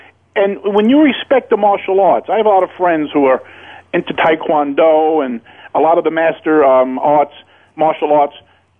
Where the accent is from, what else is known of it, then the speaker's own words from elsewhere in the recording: New York City, New York, United States; I see street brawls my whole life growing up in Brooklyn.